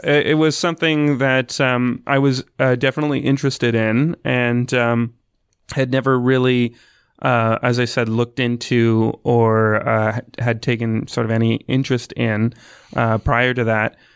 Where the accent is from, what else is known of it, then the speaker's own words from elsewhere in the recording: Emeryville, Ontario, Canada; I'm from Essex County. I live, grew up in a small town called Emeryville